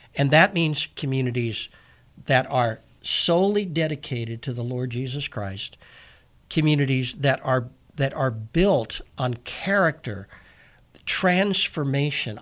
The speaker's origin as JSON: {"language": "English", "country": "United States", "said": "I'm an American"}